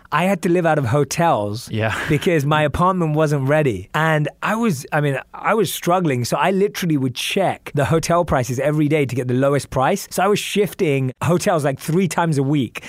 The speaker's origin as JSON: {"language": "English", "region": "London", "country": "United Kingdom", "tie": "born or raised there", "also_born_or_lived": "New York, United States", "moved": "as an adult", "lives_now": "Los Angeles, United States", "said": "I grew up in London. I'm used to grey skies, rain"}